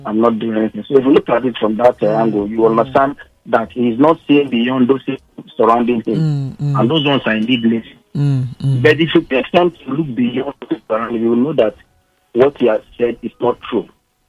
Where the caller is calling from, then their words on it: Ikoyi, Lagos, Nigeria; I'm calling from Ikoyi.